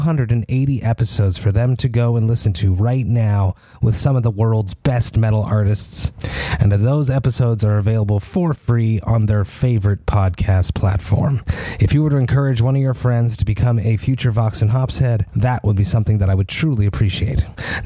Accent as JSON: {"language": "English", "town": "Montreal", "region": "Quebec", "country": "Canada", "said": "I'm from Montreal"}